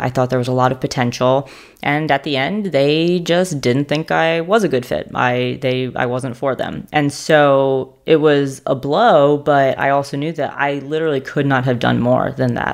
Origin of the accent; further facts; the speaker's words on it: New York City, New York, United States; moved away as an adult; also born or lived in Stanford, California; now in Charlotte, United States; I'm from New York City. I went to a math and science high school called Stuyvesant High School